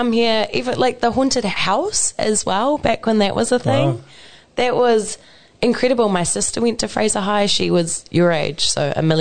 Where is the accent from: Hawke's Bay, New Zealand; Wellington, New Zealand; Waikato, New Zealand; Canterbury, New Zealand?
Waikato, New Zealand; Maeroa; I grew up in Maeroa, so very, very close to Norton